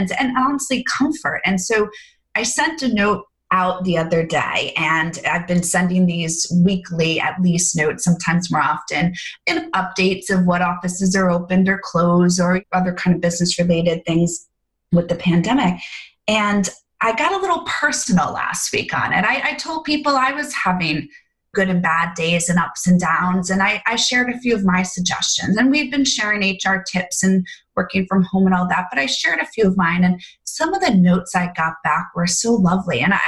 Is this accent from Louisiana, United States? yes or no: no; New York, United States; I was born in New York and I'm here in New York